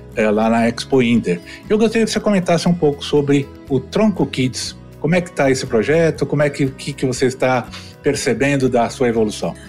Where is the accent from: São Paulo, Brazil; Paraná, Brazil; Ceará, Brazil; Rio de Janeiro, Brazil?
São Paulo, Brazil; now in Goiânia, Brazil; eu sou paulistano, né? Só para você ter uma ideia de nascer. Estou em Goiás, Goiânia, mas eu nasci em São Paulo, lá na Moca